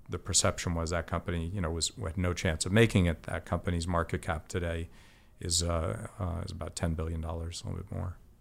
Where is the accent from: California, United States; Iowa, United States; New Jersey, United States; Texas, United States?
New Jersey, United States; South Orange; also born or lived in Boston, Massachusetts; I grew up in Boston and then New Jersey